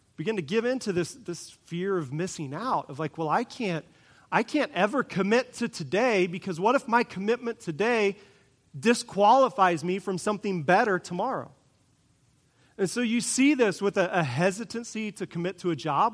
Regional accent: Kansas, United States; I grew up in Kansas

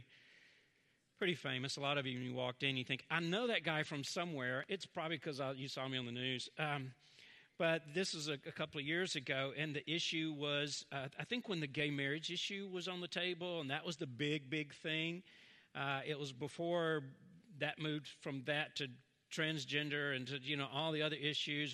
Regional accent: Southern, United States; accent: Southern; Southern, you can hear my accent.

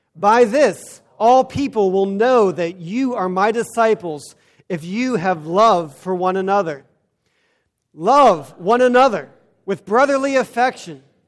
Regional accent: United States; We as Americans, as American Christians

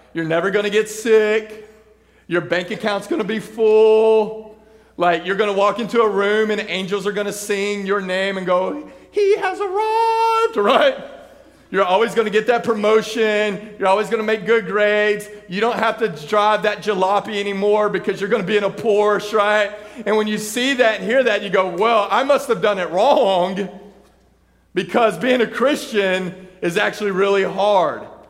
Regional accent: Texas, United States; I grew up in Texas. I grew up in the country

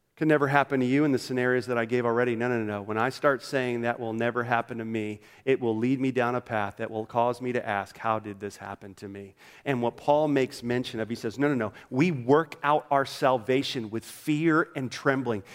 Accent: Orlando, Florida, United States; moved away; I grew up in Orlando, Florida.

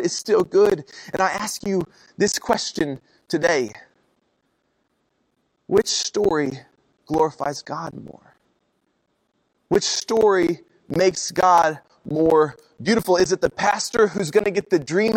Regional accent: Oklahoma, United States; I'm from Oklahoma

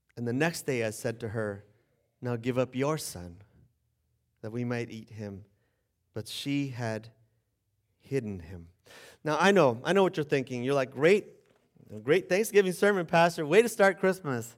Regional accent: Bolivia; now in United States; I'm from Bolivia.

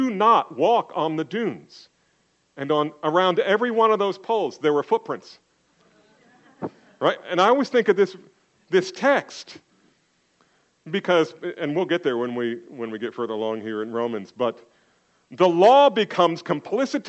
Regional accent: New Jersey, United States; I grew up in Jersey

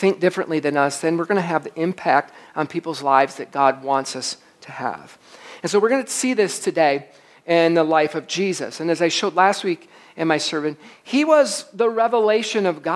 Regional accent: Michigan, United States; I'm from Michigan

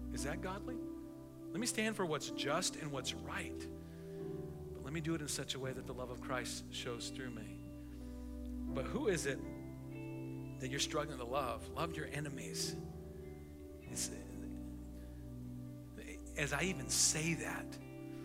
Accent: United States; I am an American, I'm a taxpaying American

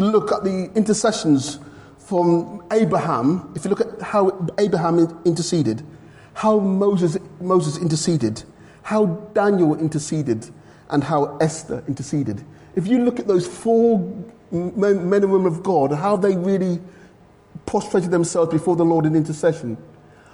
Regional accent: London, United Kingdom; accent: London; moved away; I was from London originally, so my London accent

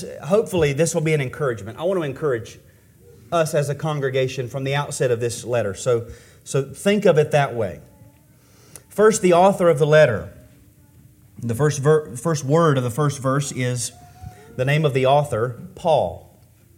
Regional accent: Taylorsville, North Carolina, United States; I'm from Taylorsville

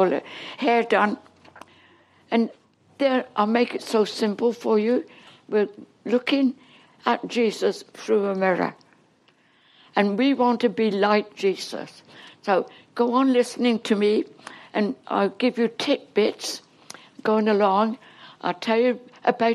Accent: England, United Kingdom; accent: English; moved away as an adult; now in Canada; Now, I'm English. I can't talk Canadian yet. I never will. No, they're really English, but I'm like born and bred in England, and I just can't get rid of my English talk.

